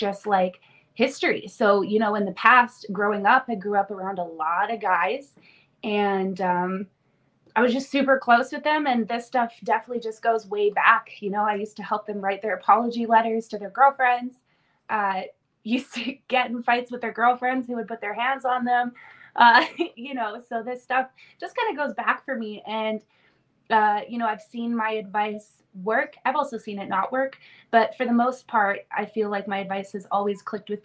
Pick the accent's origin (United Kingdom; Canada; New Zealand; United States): Canada; also born or lived in Romania; I was actually born in Romania in 1997. And I spent the first 2 years of my life in an orphanage, and then I was adopted to Canada in 1999.